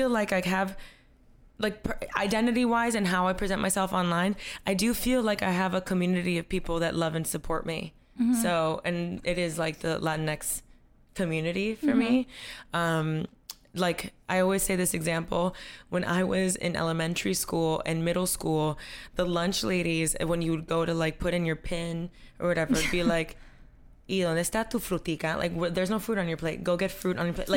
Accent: Coral Gables, Florida, United States; moved away as an adult; also born or lived in New York; I grew up in Coral Gables, but I grew up with a single mom

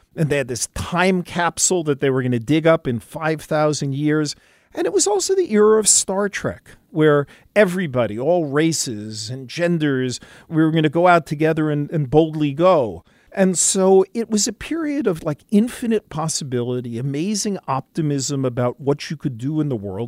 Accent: New York City, New York, United States; I grew up in New York City, a product of the public schools

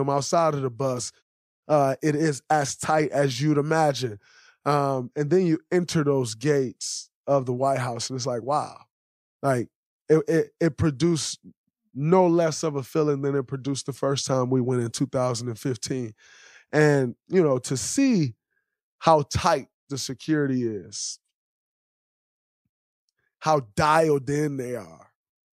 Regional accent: United States; As an American

